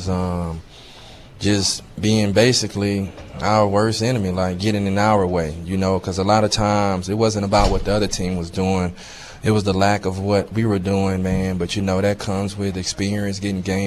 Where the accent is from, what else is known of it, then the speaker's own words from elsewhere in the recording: the South, United States; I'm from the South